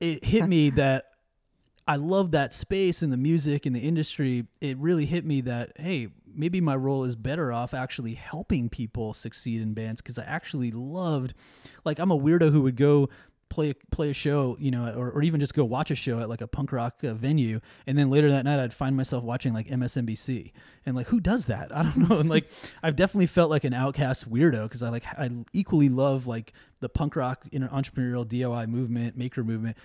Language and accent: English; New York City, New York, United States; also born or lived in Brooklyn; now in Seattle, United States; I'm from New York originally, and so a lot of, like, um, you know, … and …, uh, played a big, uh, influence in me growing up, especially in Queens